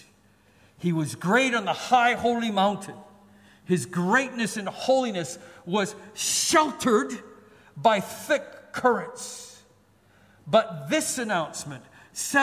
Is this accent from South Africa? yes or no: no; Canada; now in Singapore; We're Canadian